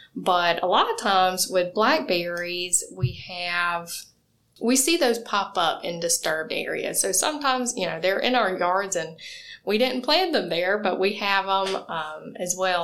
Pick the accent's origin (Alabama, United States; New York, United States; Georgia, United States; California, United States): Georgia, United States; moved away; I'm from Georgia, so I grew up and seeing pecan or pecan trees